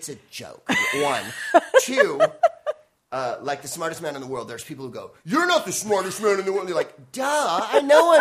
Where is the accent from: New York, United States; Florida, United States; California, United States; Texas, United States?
California, United States; San Francisco; now in Los Angeles, United States; I'm from San Francisco